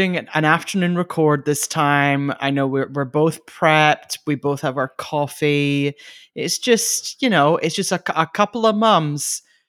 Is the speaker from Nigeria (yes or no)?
no; South Shields, North East England, United Kingdom; South Shields.